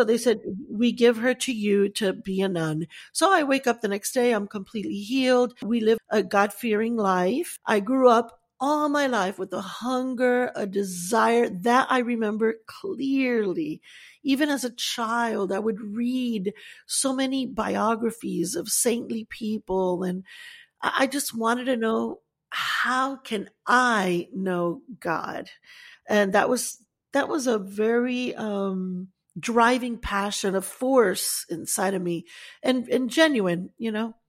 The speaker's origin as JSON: {"language": "English", "town": "Fort Dix", "region": "New Jersey", "country": "United States", "tie": "born or raised there", "also_born_or_lived": "Stuttgart, Germany / Puerto Rico", "said": "Well, I was born in Germany in Stuttgart. My dad was in the Army, U.S. Army for 27 years, served proudly, and we all, you know, love our military and whatnot, all branches. Then we moved to New Jersey, to Fort Dix, then to Puerto Rico after my father retired."}